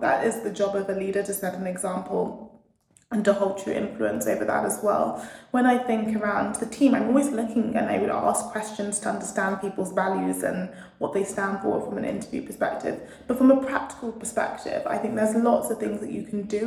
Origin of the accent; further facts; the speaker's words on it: London, United Kingdom; moved away as an adult; born and bred in London